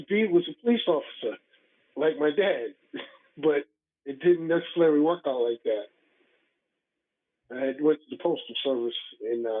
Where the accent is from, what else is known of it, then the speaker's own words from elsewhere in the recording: New York City, New York, United States; moved away as an adult; also born or lived in Co-op City, Bronx; No, actually, I'm from the Wakefield area, 241st Street, Cranford Avenue area. I lived there until I was 12, then moved to Co-op City. And from there, left New York totally.